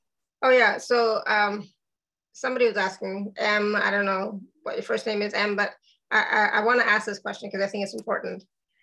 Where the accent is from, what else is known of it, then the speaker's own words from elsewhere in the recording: Canada; now in Austria; I am Canadian, so I will say that.